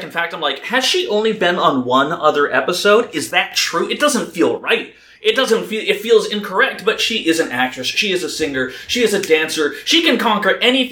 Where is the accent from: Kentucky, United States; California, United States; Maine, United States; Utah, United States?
Utah, United States; Growing up in Utah